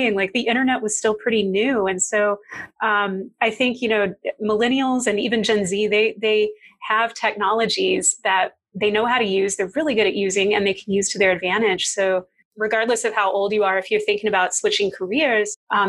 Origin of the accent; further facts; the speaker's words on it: Kentucky, United States; I'm from a small town in Kentucky. And when I was growing up as a kid, my dream was to be a Disney animator